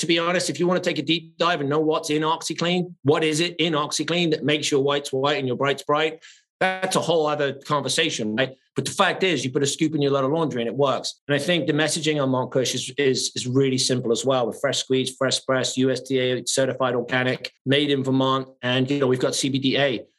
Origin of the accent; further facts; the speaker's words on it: England, United Kingdom; moved away; I came from England with nothing 30 years ago.